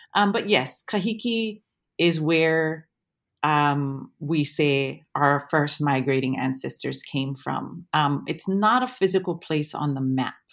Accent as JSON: {"language": "English", "town": "Waimea", "region": "Hawaii", "country": "United States", "tie": "born or raised there", "moved": "as an adult", "lives_now": "Wellington, New Zealand", "said": "I'm from Waimea, um, on the Big Island, and so Mauna Kea is my mountain"}